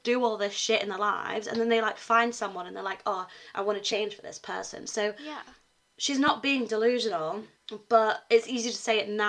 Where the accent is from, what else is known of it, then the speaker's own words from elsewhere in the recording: Cornwall, South West England, United Kingdom; now in Huddersfield, United Kingdom; Yeah, we're both from Cornwall.